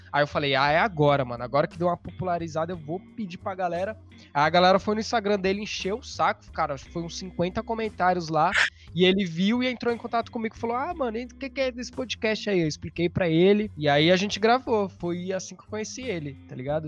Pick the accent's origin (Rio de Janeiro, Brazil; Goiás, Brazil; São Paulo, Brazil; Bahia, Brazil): São Paulo, Brazil; sou de São Paulo